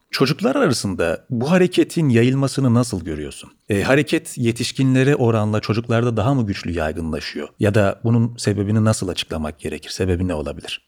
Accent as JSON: {"language": "Turkish", "region": "Çukurova", "country": "Turkey", "said": "ben de Çukurovalıyım."}